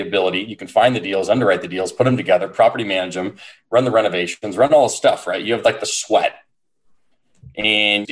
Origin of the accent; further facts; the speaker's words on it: San Diego, California, United States; born and raised in San Diego